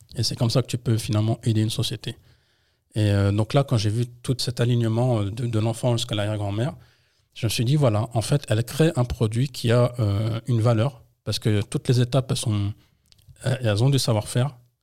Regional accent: Trappes, Île-de-France, France; also born or lived in Colombes; né en France à Colombes, mais j'ai fait toute ma vie dans le 78, entre Trappes et Lancourt

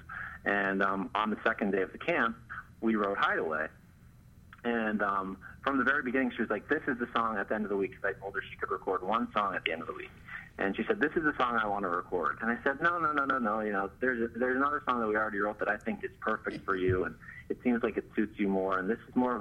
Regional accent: the Poconos, Pennsylvania, United States; moved away as an adult; also born or lived in Pittsburgh, Pennsylvania; now in Los Angeles, United States; I'm from the Poconos. But after I graduated high school, I went out to Pittsburgh

